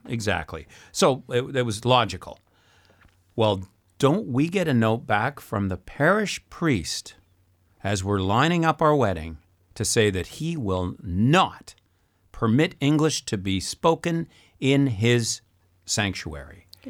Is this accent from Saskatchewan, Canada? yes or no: yes; Saskatchewan, Canada; moved away; also born or lived in Montreal; I'm from Saskatchewan originally, and at the time spoke zero French